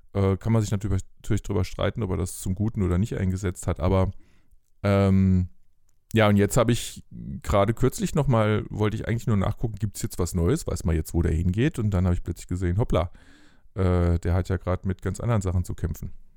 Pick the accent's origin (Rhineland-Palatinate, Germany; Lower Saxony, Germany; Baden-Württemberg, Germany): Rhineland-Palatinate, Germany; Bingen am Rhein; moved away; in Bingen aufgewachsen am Rhein, mhm. äh, nahe Mainz